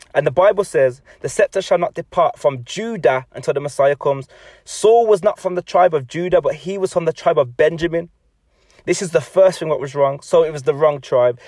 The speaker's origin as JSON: {"language": "English", "region": "England", "country": "United Kingdom", "said": "I'm an English person"}